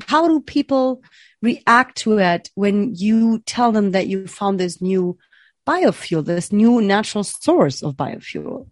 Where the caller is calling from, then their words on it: Berlin, Germany; I'm calling from Berlin, Germany